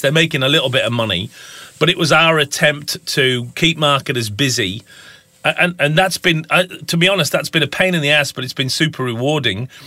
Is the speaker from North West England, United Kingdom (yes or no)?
yes; Lake District, North West England, United Kingdom; moved away as an adult; also born or lived in United States / Minnesota; now in Tasmania, Australia; I'm obviously a Pom. Um, I grew up in the Lake District in the far north of, of England